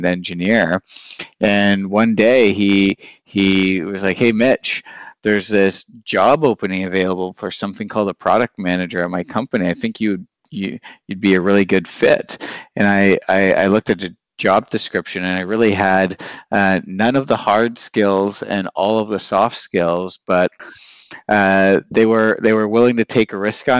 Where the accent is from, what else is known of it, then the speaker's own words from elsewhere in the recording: Northern Ontario, Canada; moved away as an adult; now in Berlin, Germany; So I'm from Northern Ontario in a mining kind of city